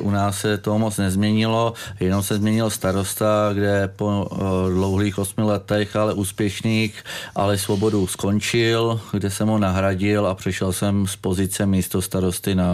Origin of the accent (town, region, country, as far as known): Hořice, Hradec Králové Region, Czechia; born or raised there